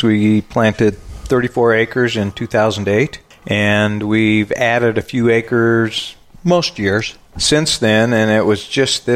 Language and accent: English; Colorado, United States; moved away as an adult; we are from Colorado